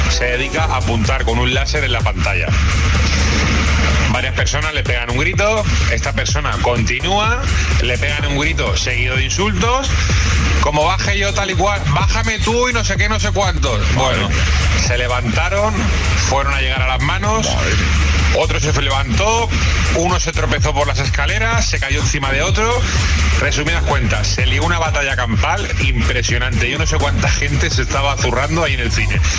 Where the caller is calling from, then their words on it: Barcelona, Catalonia, Spain; Buenos días, agitadores. … de Barcelona.